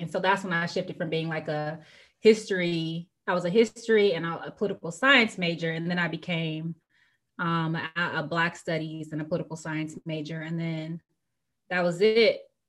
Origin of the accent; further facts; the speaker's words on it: Tucson, Arizona, United States; Tucson, Arizona.